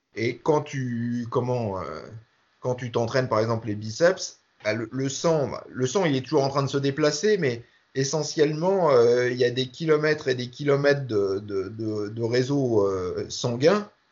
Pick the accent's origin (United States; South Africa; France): France; nous, en France